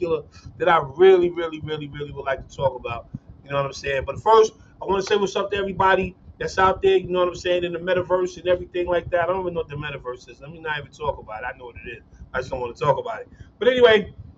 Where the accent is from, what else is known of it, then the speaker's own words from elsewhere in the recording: New York City, New York, United States; now in Cincinnati, United States; I graduated from Stevenson, but I'm from Brooklyn